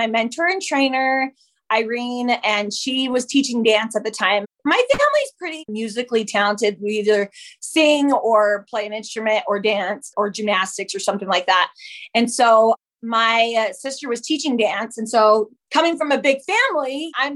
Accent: Utah, United States; also born or lived in Whittier, California; We moved to Utah when I was about 10 years old. And so I claim Utah as my home. That's where I was mostly raised there

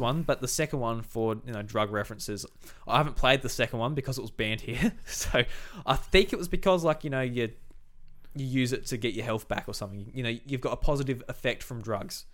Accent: Australia; being Australian

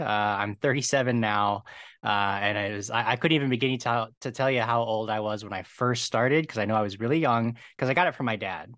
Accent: Medina, Ohio, United States; now in Los Angeles, United States; Right now, I'm in, uh, Los Angeles, but I grew up in Ohio

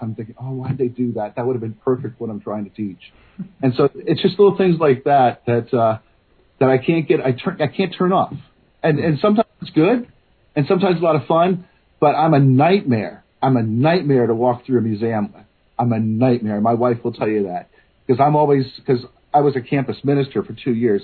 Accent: Virginia, United States; moved away as an adult; also born or lived in Bronxville, New York / Edmonton, Alberta; now in Copperfield, United States; I'm an American kid from Virginia. I was born in 1966. I went to uh, public schools all the way up to college

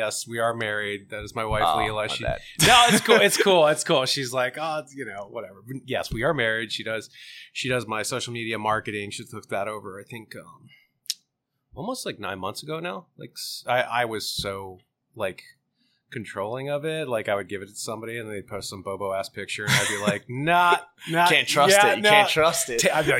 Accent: Sarasota, Florida, United States; born there; I'm like, I'm not from New Jersey. I was born in Sarasota, Florida.

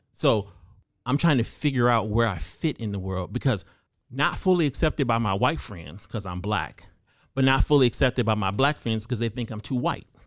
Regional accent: California, United States; I grew up in California as typically one of the only black people in a room full of white people

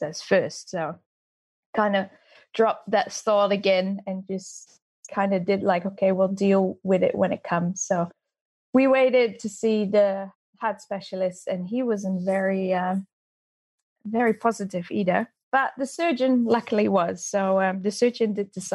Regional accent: Netherlands; moved away as an adult; also born or lived in Austria; now in New Zealand; I'm Dutch, and I came to New Zealand about 13 years ago

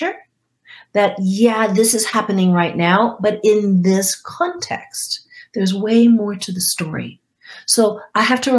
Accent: Guam; moved away; I grew up on Guam

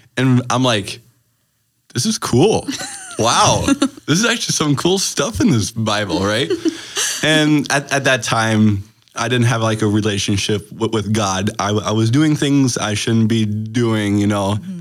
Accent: Green Bay, Wisconsin, United States; also born or lived in Germany; I'm from Green Bay, Wisconsin

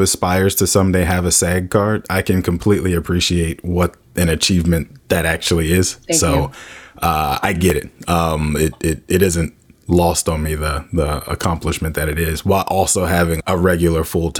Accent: Washington, District of Columbia, United States; Having grown up in the DC area and seeing all of the change that's happening around us, it's always important for me when I meet people that are like, oh, you're from DC. And I'm like, and I have the birth certificate to prove it.

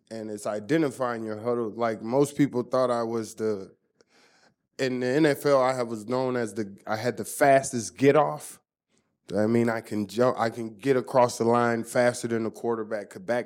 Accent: Germany; Growing up in Germany, I had to learn how to read people's lips to try to understand.

